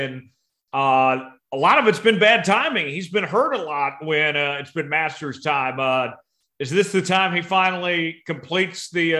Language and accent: English; Tulsa, Oklahoma, United States; moved away; my hometown of Tulsa